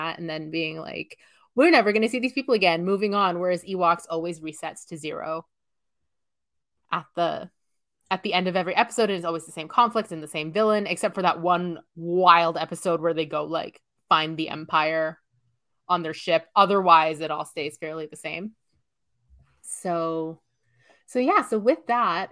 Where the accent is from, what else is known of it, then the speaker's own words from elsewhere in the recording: Canada; accent: Canadian; my Canadian accent